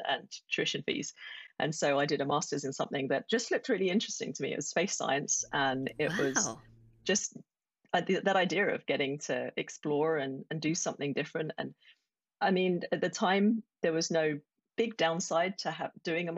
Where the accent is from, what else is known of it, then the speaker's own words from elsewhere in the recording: Essex, East of England, United Kingdom; moved away as an adult; also born or lived in Colorado; I grew up in Essex, and if you're not familiar with the UK, it's just northeast of London